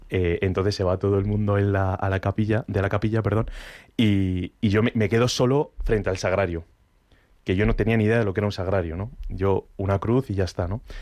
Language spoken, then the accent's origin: Spanish; Asturias, Spain; Sí, sí, Picos de Europa, pero que yo soy de Asturias, que no ha habido Picos de Europa nunca.